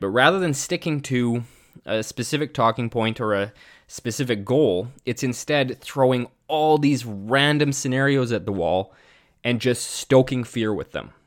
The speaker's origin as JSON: {"language": "English", "country": "Canada", "said": "as a Canadian citizen"}